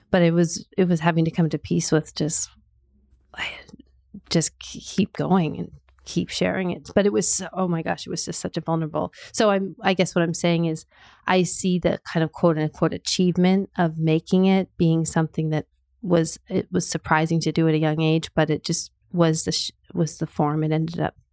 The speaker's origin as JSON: {"language": "English", "region": "California", "country": "United States", "tie": "born or raised there", "also_born_or_lived": "Canada", "said": "I was born in Canada. My family moved to California when I was uh, about nine, eight or nine."}